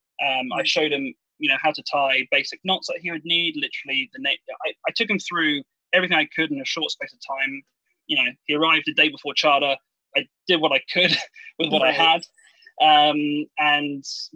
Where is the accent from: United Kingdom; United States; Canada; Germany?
United Kingdom; England; moved away; I'm English